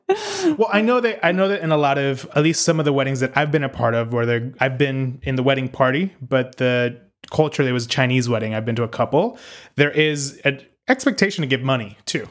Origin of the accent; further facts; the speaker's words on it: Puerto Rico; also born or lived in Northeast United States; now in United States; growing up in Puerto Rico